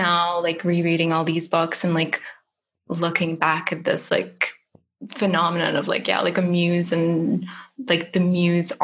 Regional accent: Germany; moved away; I grew up in Germany

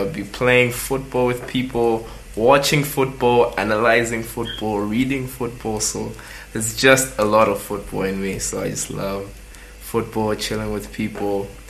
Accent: Blantyre, Southern Region, Malawi; I'm from Zingwangwa. Yeah, I'll always name drop that. Love my neighborhood.

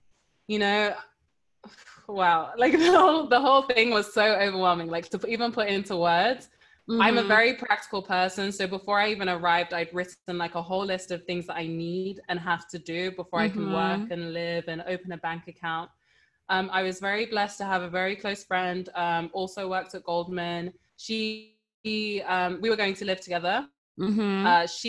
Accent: Nigeria; Yeah, that's one thing about being Nigerian. It's a blessing.

